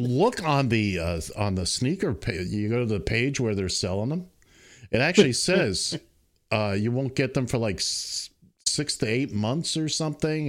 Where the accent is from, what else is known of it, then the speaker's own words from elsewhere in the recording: New York City, New York, United States; I grew up in Manhattan